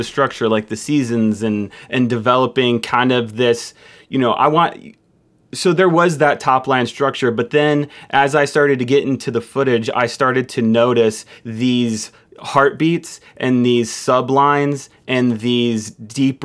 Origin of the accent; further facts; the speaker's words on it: Michigan, United States; I'm from Michigan